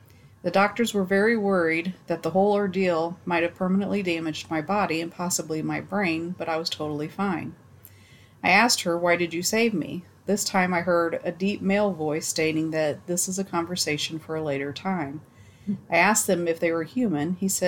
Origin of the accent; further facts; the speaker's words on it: Indiana, United States; I'm from Indiana, and a couple years back, my mother was driving my sister and I to school.